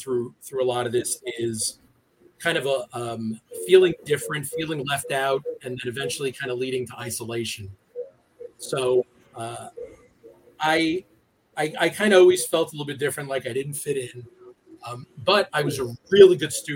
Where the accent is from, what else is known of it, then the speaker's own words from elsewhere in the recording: United States; I'm from the New York City area. I've lived within an hour of New York City for my entire life, and I grew up in a community that was very, very ethnic